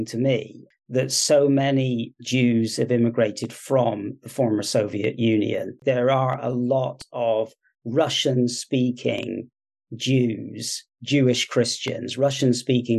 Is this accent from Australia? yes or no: no; South West England, United Kingdom; moved away; also born or lived in California, United States / Washington State, United States; I'm born and raised in the United Kingdom in Southwest England, where I now live, but spent 30 years living in the US on the West Coast, California mostly, and also the very far northwest of Washington State.